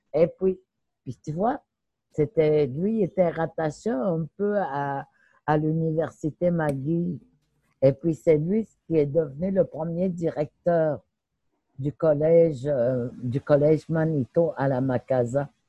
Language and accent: French; Pessamit, Quebec, Canada; moved away; also born or lived in Natashquan; Oui, je suis née à Pessamit. Je suis originaire de Pessamit